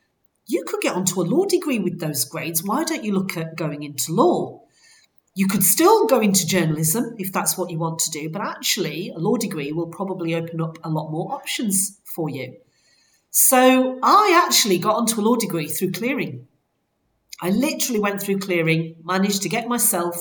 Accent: Bradford, Yorkshire and the Humber, United Kingdom; moved away; I'm actually originally from Bradford

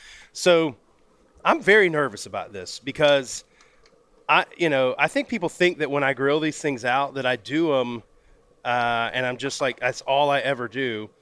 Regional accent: Pensacola, Florida, United States; Pensacola. That's my hometown.

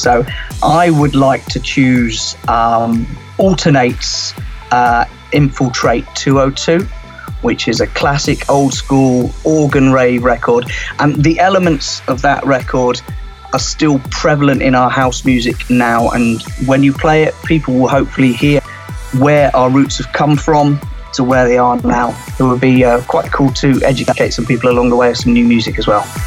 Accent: Cornwall, South West England, United Kingdom; I grew up in Cornwall, um, so we grew up on the beach

